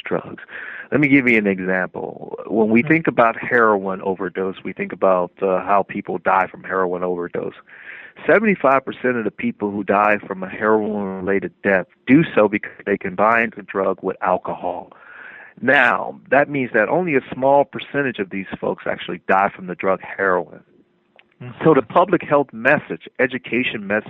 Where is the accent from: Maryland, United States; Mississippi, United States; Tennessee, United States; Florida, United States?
Florida, United States; Miami; moved away as an adult; I'm from Miami